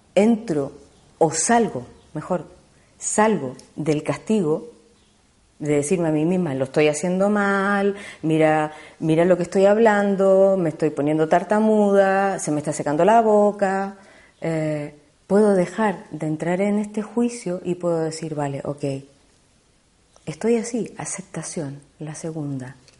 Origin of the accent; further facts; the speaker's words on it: Chile; yo soy chilena, eh, estudié hace mucho tiempo en Chile teatro